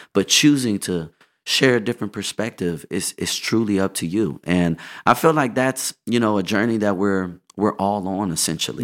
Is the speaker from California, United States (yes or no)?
yes; Inglewood, California, United States; also born or lived in Los Angeles; I was in Inglewood and then I moved to L